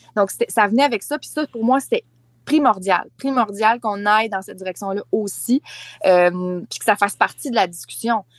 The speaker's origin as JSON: {"language": "French", "area": "Charlevoix", "region": "Quebec", "country": "Canada", "tie": "born or raised there", "moved": "yes", "said": "Charlevoix, euh, qui est ma région natale."}